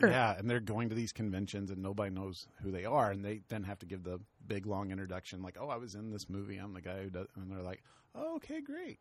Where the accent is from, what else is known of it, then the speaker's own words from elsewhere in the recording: the South, United States; We're both from the South.